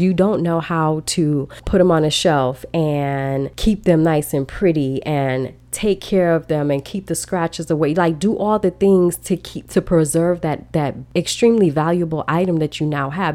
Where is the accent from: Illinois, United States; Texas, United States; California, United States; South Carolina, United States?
Illinois, United States; Chicago; growing up in Chicago, we are freezing